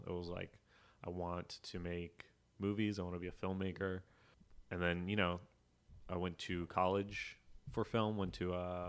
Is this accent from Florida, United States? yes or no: yes; Florida, United States; Yeah, I grew up in South Florida, and they like raise athletes down there.